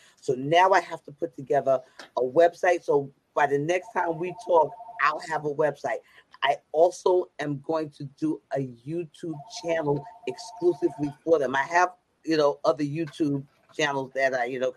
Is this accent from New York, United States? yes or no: yes; New York City, New York, United States; I'm from Brooklyn.